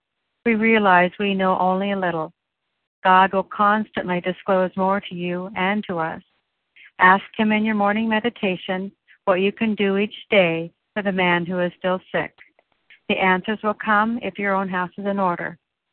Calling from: Oregon, United States; I'm calling in from Oregon today

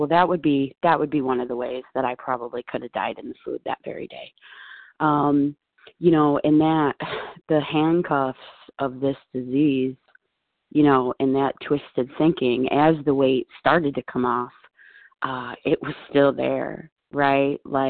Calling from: Buffalo, New York, United States; I am calling from Buffalo.

